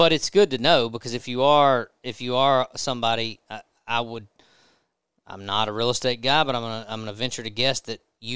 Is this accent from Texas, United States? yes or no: no; Natchez, Mississippi, United States; I grew up in Natchez, and so I've been hunting that terrain my whole life